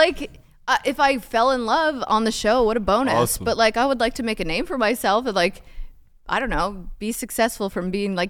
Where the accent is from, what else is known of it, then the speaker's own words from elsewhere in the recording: Canada; I am Canadian